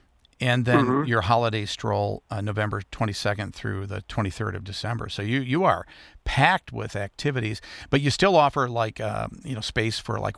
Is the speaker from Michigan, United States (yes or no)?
yes; Muskegon, Michigan, United States; I grew up in the Muskegon area